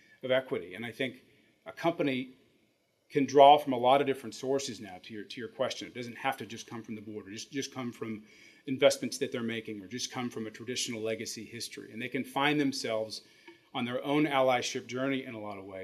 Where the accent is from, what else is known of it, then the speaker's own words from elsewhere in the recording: Midwest, United States; growing up in the Midwest